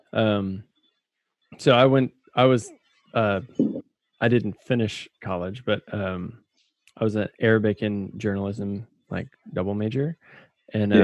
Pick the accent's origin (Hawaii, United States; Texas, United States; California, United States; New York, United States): Texas, United States; Austin; austin like oh that that's my hometown